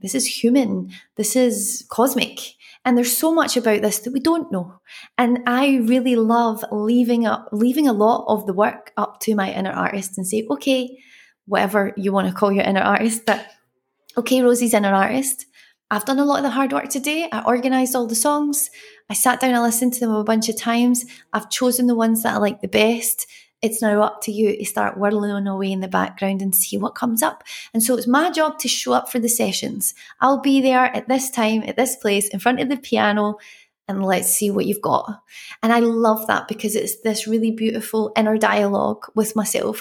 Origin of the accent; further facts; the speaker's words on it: Glasgow, Scotland, United Kingdom; I'm from Glasgow where we have rain and sun at the same time